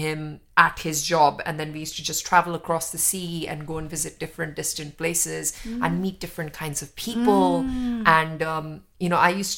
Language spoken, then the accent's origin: English; New Delhi, Delhi, India; moved away; where I lived in New Delhi